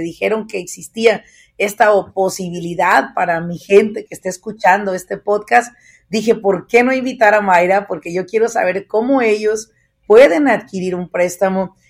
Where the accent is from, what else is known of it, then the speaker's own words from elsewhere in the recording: Apatzingán, Michoacán, Mexico; now in United States; yo soy nativa de Apatzingán, Michoacán